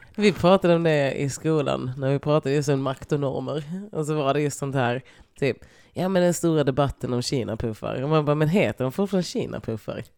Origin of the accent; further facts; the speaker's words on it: Lund, Skåne, Sweden; jag är från Lund.